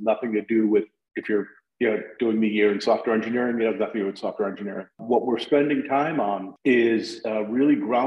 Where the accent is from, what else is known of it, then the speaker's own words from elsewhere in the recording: New Haven, Connecticut, United States; I came back to my hometown in New Haven where I landed